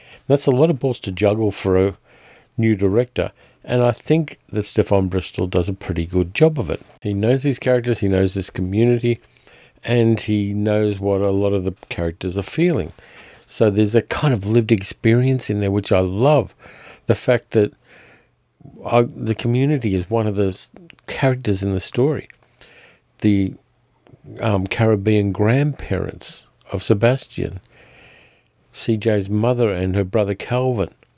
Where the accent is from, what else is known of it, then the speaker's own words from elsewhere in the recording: Australia; I'm Australian